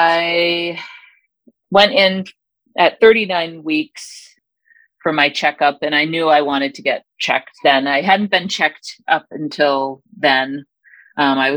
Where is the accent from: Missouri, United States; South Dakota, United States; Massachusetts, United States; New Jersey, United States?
Massachusetts, United States; now in Michigan, United States; I live in Michigan, but I'm originally from Massachusetts